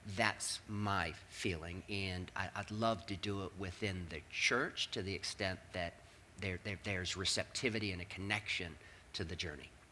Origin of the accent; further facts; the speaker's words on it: Northern Virginia, United States; I grew up in Northern Virginia.